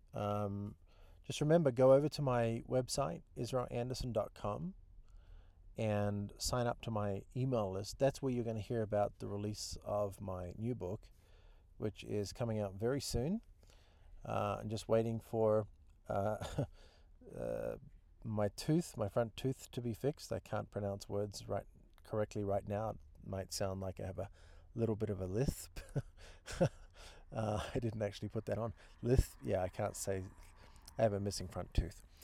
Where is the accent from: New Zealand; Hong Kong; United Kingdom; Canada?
New Zealand; moved away as an adult; also born or lived in Australia; now in United States; I'm a Kiwi. I live in the United States. Been here now thirteen years.